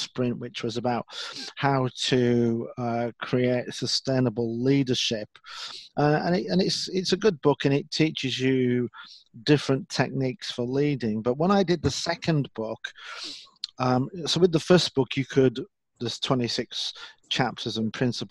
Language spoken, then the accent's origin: English; Leeds, Yorkshire and the Humber, United Kingdom; I'm from Leeds in the north of England.